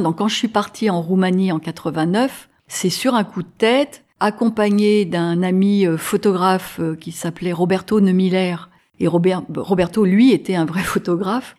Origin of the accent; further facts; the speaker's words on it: Grenoble, Auvergne-Rhône-Alpes, France; moved away as an adult; also born or lived in Paris, France / United States; Je suis de Grenoble